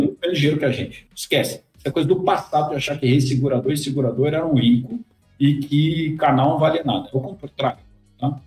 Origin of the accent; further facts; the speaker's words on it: Brazil; como brasileiro